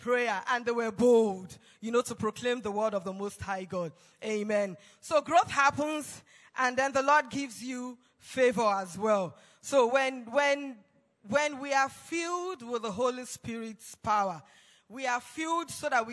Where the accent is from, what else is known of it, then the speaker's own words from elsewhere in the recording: Nigeria; I was from Nigeria